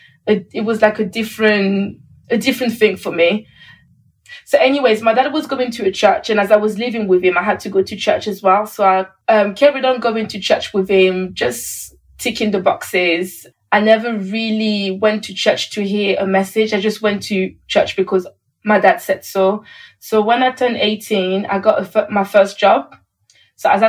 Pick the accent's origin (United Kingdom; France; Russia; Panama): France; Paris, Île-de-France; moved away; I was born in Paris